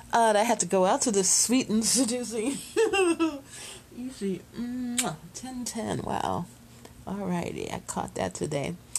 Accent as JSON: {"language": "English", "town": "Chicago", "region": "Illinois", "country": "United States", "tie": "born or raised there", "said": "after high school, we moved from Chicago to the suburbs"}